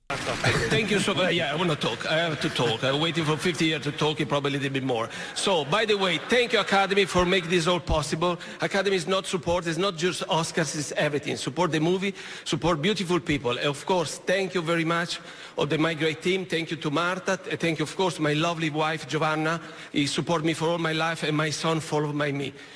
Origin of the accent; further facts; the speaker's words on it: Italy; English is a second language; moved away; I'm an immigrant. I come from Italy.